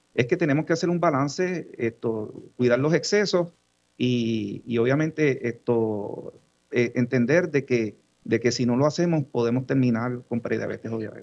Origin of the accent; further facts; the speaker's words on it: Yabucoa, Puerto Rico; moved away; Yabucoa mi pueblo, yo soy de, mi papá es de allá, yo viví allá mucho tiempo